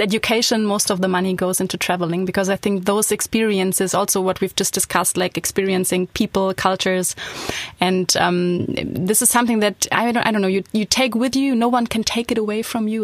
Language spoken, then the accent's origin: English; Hamburg, Germany; moved away as an adult; also born or lived in Berlin; now in Düsseldorf, Germany; I'm from Hamburg